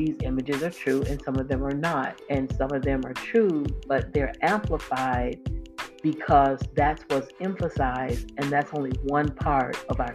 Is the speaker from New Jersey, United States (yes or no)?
no; Florida, United States; I grew up in Florida